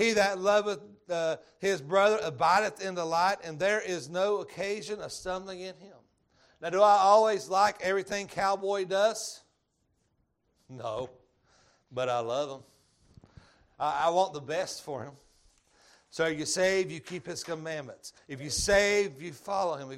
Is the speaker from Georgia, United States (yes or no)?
yes; Georgia, United States; accent: Georgia; My Georgia accent